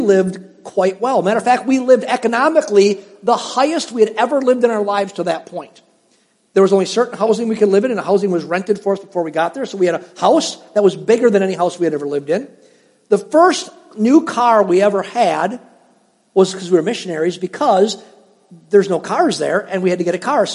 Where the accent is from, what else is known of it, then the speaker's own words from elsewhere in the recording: Cedarburg, Wisconsin, United States; moved away as an adult; also born or lived in Upper Peninsula of Michigan; I was raised in Cedarburg in a middle-class home